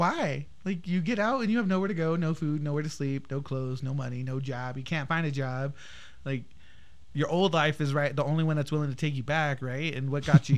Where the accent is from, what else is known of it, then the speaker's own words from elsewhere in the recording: Northern Colorado, United States; I grew up in Northern Colorado